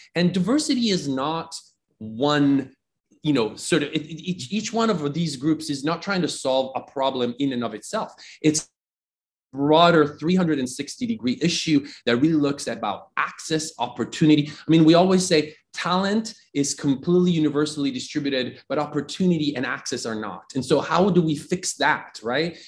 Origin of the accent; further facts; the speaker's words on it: Italy; moved away as an adult; also born or lived in Austin, Texas; now in United States; I grew up in Italy, very traditional education, formal education in Italy all the way through a couple of years of undergrad.